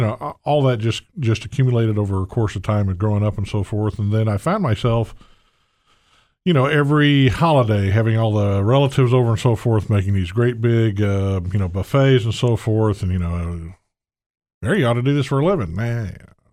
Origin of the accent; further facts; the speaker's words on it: the South, United States; accent: southern trill; moved away; born and raised in the South